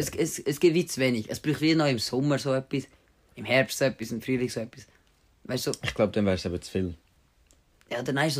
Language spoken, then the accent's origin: German; Winterthur, Zurich, Switzerland; In Winterthur, in meinem Heimatort, in meinem Heimatort.